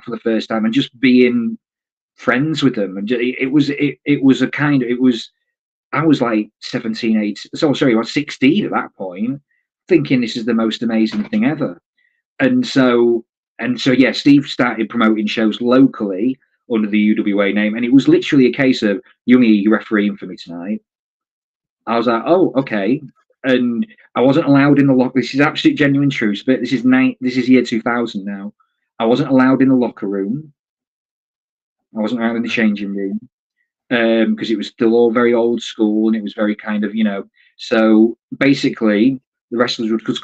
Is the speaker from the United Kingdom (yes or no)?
yes; Grimsby, Yorkshire and the Humber, United Kingdom; I was from Grimsby